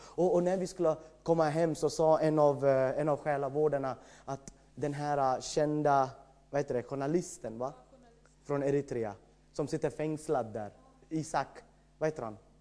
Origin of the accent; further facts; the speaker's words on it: India; Swedish is a second language; moved away as an adult; now in Sweden; jag kommer från ett annat land, jag har bott i Sverige i 14 år